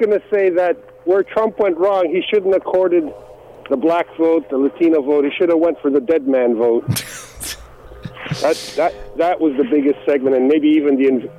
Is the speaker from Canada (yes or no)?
yes; Canada; I'm a proud Canadian.